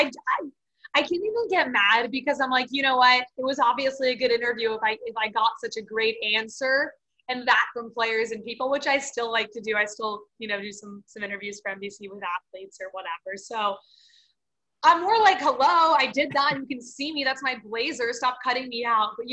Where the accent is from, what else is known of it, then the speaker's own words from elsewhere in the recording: Florida, United States; moved away; I'm from Florida